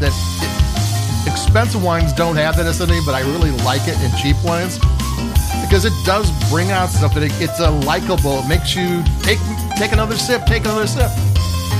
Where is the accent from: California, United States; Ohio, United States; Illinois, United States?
Illinois, United States; Chicago; I'm from Chicago